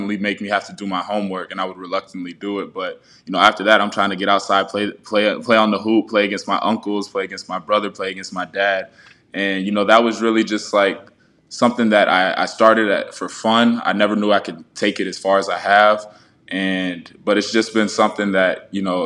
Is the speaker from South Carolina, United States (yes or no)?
yes; North Charleston, South Carolina, United States; moved away as an adult; now in Knoxville, United States; I'm born and raised in Charleston, South Carolina. You know, I've been there my entire life before coming to the University of Tennessee